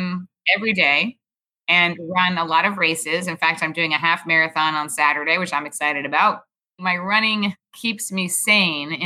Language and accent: English; New York City, New York, United States; also born or lived in Houston, Texas; I grew up in Manhattan, actually on the Upper East Side of Manhattan in New York City